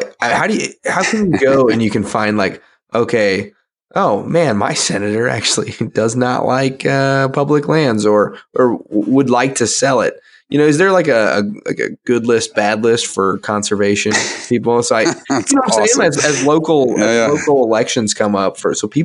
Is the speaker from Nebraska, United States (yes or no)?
yes; Nebraska, United States; my home state of Nebraska